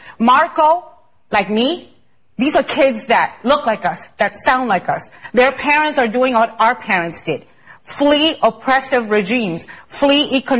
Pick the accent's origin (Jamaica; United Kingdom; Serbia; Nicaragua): Nicaragua; I'm from Nicaragua, okay? I was born in Nicaragua.